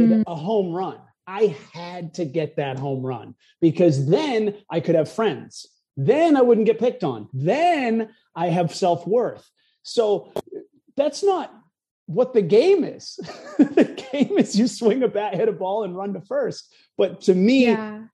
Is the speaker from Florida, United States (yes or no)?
no; New Hampshire, United States; moved away; also born or lived in New York / Los Angeles; I lived in New York, LA. I'm from New Hampshire